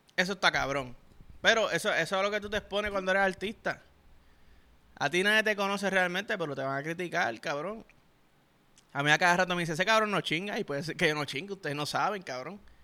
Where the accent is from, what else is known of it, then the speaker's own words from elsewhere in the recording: Puerto Rico; un boricua, cabrón, sobre todo chamaquito, yo que jugaba